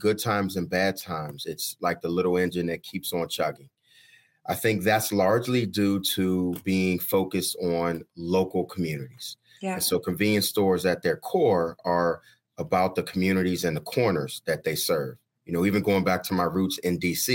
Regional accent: Washington, District of Columbia, United States; I'm a native Washingtonian, so born and raised in Southeast D.C. and have lived all over.

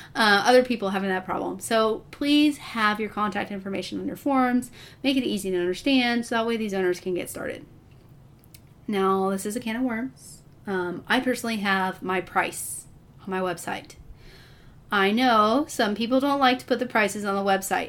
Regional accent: Texas, United States; I'm from Texas, that's what we do, we eat Mexican and barbecue food

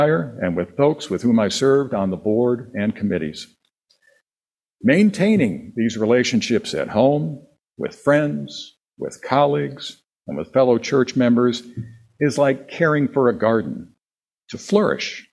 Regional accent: Wisconsin, United States; born or raised there

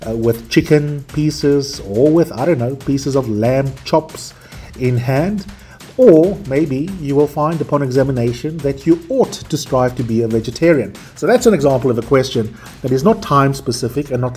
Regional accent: South Africa; based in Johannesburg, South Africa, which is also my home country

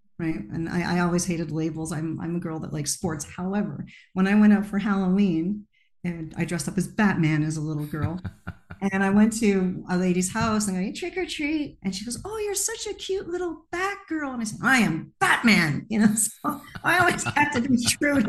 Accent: Montreal, Quebec, Canada; I was born in Montreal, Quebec, Canada

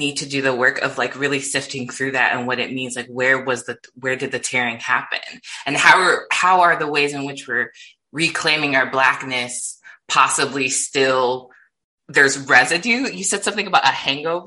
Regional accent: Midwest, United States; I grew up in the Midwest

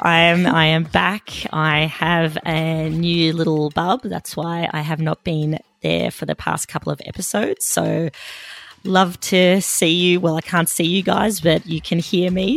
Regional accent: Melbourne, Victoria, Australia; she's also a fellow Melburnian like me

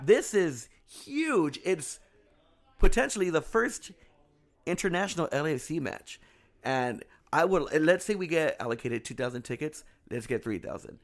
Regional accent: Anaheim, California, United States; I grew up in Anaheim

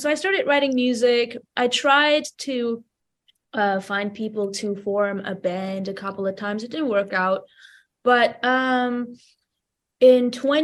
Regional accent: Vanadzor, Lori, Armenia; English is a second language; I lived my whole life there. I started making my baby musical steps in my hometown, Vanador. It's a small town in Armenia

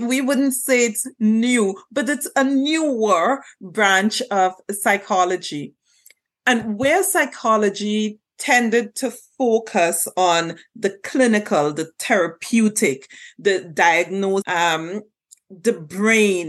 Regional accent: Trinidad & Tobago; moved away as an adult; also born or lived in Jamaica; now in Canada; I was born and raised in Trinidad and Tobago

